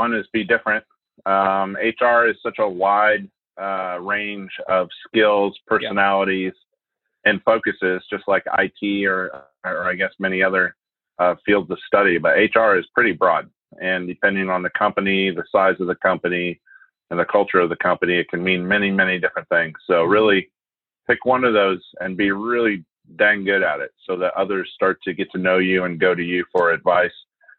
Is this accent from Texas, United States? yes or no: no; Idaho, United States; also born or lived in Asia; I'm an Irishman who grew up in Asia and then in a log cabin with no electricity in North Idaho when my dad retired from the military.